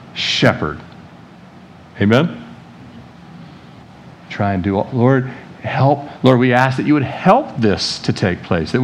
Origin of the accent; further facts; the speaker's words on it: Annapolis, Maryland, United States; living in Annapolis, Maryland, where I grew up outside the Beltway area there